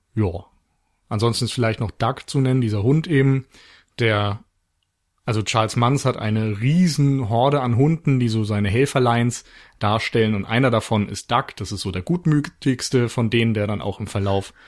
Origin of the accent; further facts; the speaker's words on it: Flensburg, Schleswig-Holstein, Germany; moved away; also born or lived in Mainz; aufgrund meiner Geburtsstadt für einen Flensburger Frühlingsbock entschieden